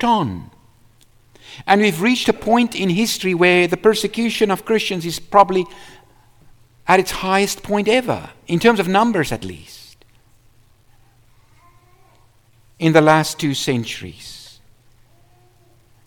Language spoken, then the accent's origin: English; South Africa; I was from South Africa.